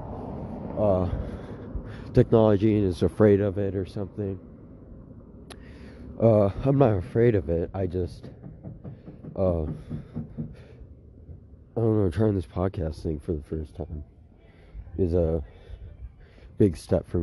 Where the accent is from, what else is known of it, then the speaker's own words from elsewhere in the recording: Eugene, Oregon, United States; also born or lived in Ukraine; I grew up in Oregon of the U.S. in Eugene